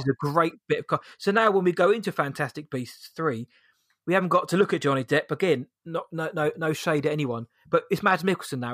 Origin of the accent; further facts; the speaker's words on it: England, United Kingdom; we're British, we're English, we're British